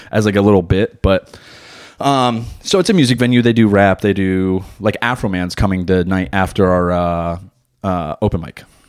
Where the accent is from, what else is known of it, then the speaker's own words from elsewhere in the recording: New Jersey, United States; now in Wilmington, United States; I still drive like I'm from New Jersey